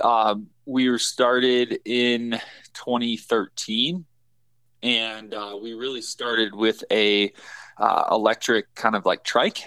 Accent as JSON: {"language": "English", "region": "Michigan", "country": "United States", "tie": "born or raised there", "moved": "yes", "lives_now": "Colorado, United States", "said": "I grew up in Michigan, so I cut my teeth on whitetails"}